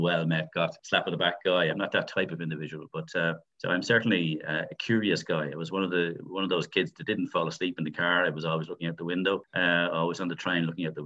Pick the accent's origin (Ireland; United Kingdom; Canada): Ireland; Dublin, Leinster; So I'm from Tala.